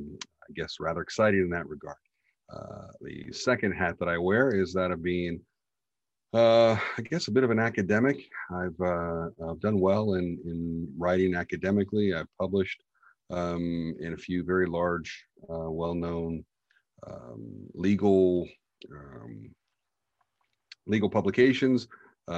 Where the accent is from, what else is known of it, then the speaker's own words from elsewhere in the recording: United States; being the American cowboy litigator that I suppose I am